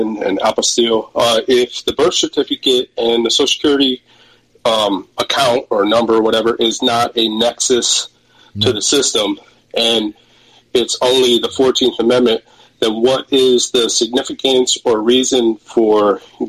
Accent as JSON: {"language": "English", "region": "Michigan", "country": "United States", "tie": "born or raised there", "moved": "yes", "said": "originally I was born in Michigan"}